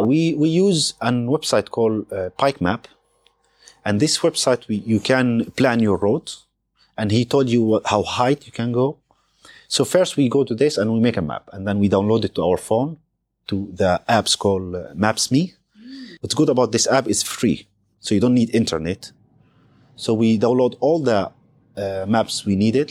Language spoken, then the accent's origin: English; Palestine; I'm Palestinian